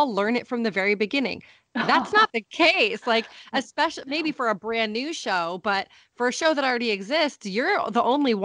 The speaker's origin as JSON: {"language": "English", "region": "New Hampshire", "country": "United States", "tie": "born or raised there", "said": "Alice and I grew up together in New Hampshire"}